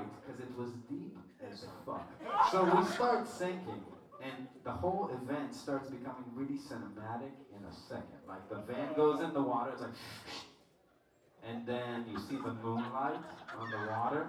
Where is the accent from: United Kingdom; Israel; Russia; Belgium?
Israel; we were talking double mad shit in Hebrew, because we're from Israel.